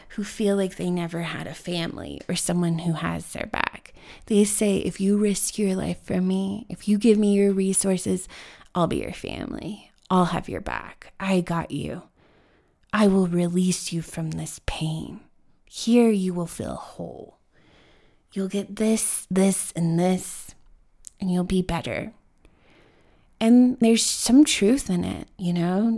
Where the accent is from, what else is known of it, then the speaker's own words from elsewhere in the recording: Denver, Colorado, United States; growing up in Denver